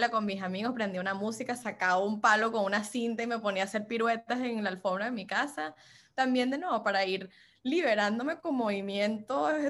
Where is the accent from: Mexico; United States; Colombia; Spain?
United States; California; now in Miami, United States; yo vine de California, donde todos los latinos eran mexicanos.